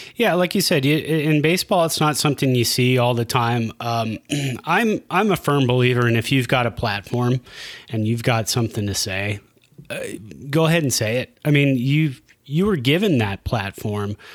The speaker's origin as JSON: {"language": "English", "town": "Santa Clara", "region": "California", "country": "United States", "tie": "born or raised there", "also_born_or_lived": "San Jose, California", "moved": "yes", "lives_now": "Reno, United States", "said": "I was born in San Jose, raised in Santa Clara, uh, moved here in 2003 to Reno."}